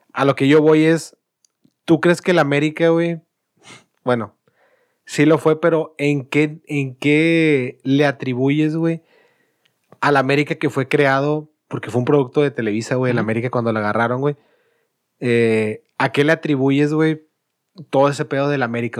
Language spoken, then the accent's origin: Spanish; Monterrey, Nuevo León, Mexico; nosotros como regios